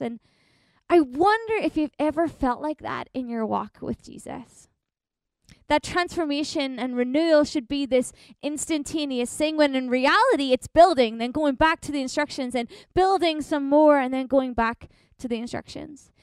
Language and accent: English; Northern Ireland, United Kingdom; moved away as an adult; also born or lived in Ontario, Canada; now in Winnipeg, Canada; I grew up in Northern Ireland, but I've been in Canada now for about four and a half years